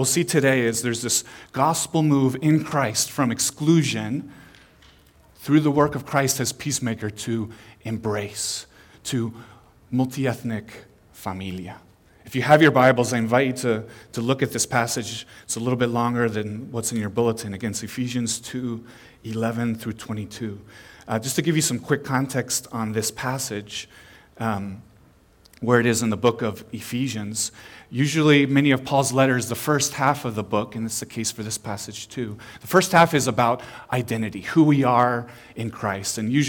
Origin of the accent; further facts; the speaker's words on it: Peru; also born or lived in Chile / Panama; Growing up, I was a missionary kid in Latin America. I was born in Peru, then I lived in Chile and in Panama and Central America.